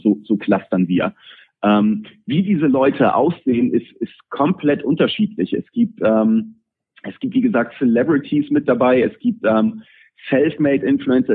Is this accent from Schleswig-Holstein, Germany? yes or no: yes; Pinneberg, Schleswig-Holstein, Germany; für Pinneberger, ähm, was, was meine Heimatstadt ist